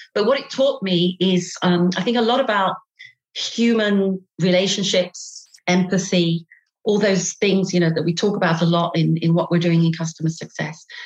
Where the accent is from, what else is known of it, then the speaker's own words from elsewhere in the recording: Derby, East Midlands, United Kingdom; accent: British; moved away as an adult; now in Paris, France; I'm British. I have a lousy British accent. I come from the north of England, a place called Derby